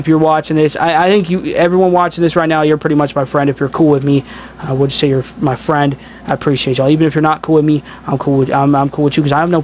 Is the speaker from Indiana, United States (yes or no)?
yes; Indiana, United States; I'm from Indiana